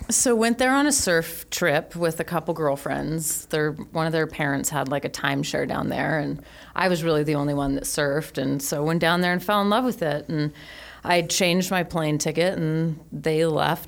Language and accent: English; Colorado, United States; also born or lived in California / Los Angeles, California; grew up in Colorado and um, had a fun, awesome, amazing life there